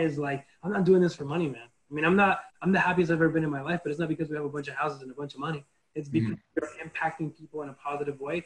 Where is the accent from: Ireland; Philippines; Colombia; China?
Colombia; Bogotá; English is a second language; now in United States; I'm from Bogota, the capital